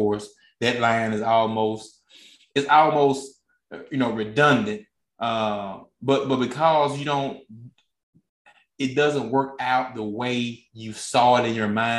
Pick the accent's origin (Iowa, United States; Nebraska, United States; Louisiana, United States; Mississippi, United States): Mississippi, United States; I grew up in Mississippi.